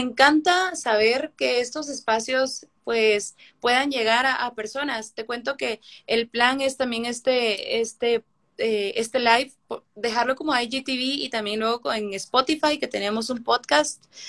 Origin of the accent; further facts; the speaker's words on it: Guatemala; me duele haber nacido en Guatemala